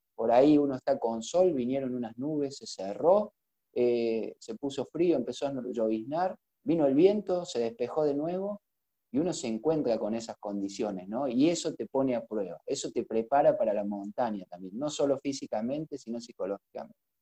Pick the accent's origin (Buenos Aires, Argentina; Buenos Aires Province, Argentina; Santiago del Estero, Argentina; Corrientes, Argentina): Santiago del Estero, Argentina; Frías; moved away as an adult; now in Córdoba, Argentina; soy de Frías, de, Santiago del Estero, aunque no lo crean. Eh, Córdoba me ha adoptado hace unos cuantos años.